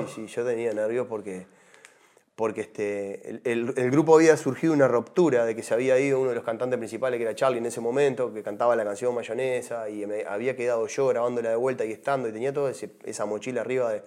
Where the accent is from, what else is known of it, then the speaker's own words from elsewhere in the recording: Uruguay; como uruguayo